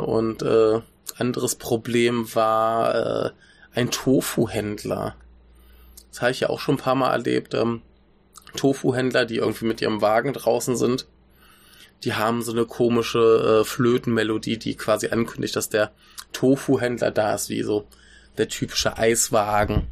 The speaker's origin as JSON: {"language": "German", "country": "Germany"}